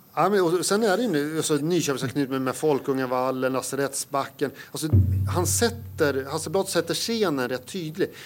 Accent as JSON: {"language": "Swedish", "region": "Södermanland", "country": "Sweden", "also_born_or_lived": "Uppsala", "moved": "as an adult", "said": "sörmlänning i exil i Uppland i 20 år. Mm. Sen så återvände jag"}